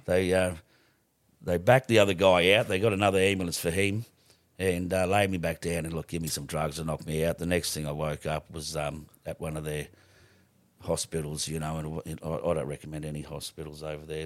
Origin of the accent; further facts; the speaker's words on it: Rockhampton, Queensland, Australia; also born or lived in Stanage Bay; I was born in Rockhampton, simply born here and, uh, attended, uh, a couple of schools